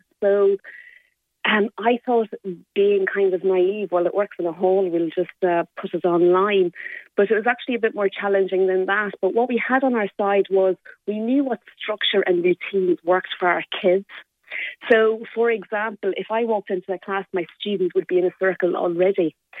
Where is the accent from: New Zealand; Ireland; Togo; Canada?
Ireland; Limerick, County Limerick; So I am a proud Limerick woman. I'm from Moira's and I went to Corpus Christi School